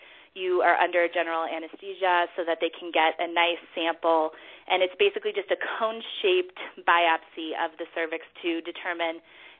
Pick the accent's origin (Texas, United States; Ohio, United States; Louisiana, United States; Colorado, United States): Colorado, United States; Denver; also born or lived in New York; I am in Denver, Colorado. I actually just moved here last summer. This is my hometown, but I was living in New York for 6 years before that.